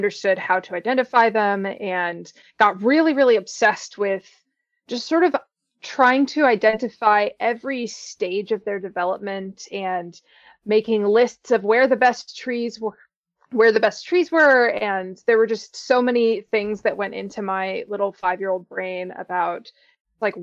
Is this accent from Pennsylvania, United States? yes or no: yes; Pocono Mountains, Pennsylvania, United States; I grew up in the Pocono Mountains in Pennsylvania